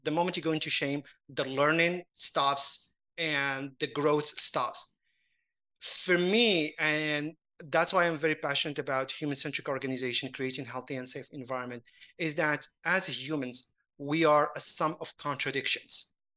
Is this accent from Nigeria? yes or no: no; Casablanca, Casablanca-Settat, Morocco; moved away; I grew up in Casablanca